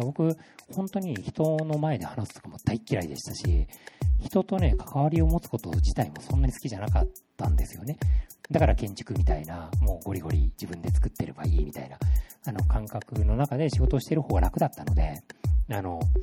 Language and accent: Japanese; Kishiwada, Osaka, Japan; 岸和田で生まれた